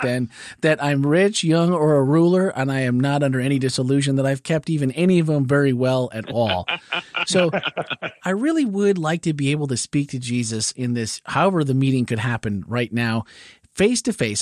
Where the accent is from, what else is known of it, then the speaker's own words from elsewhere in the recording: Midwest, United States; growing up in the Midwest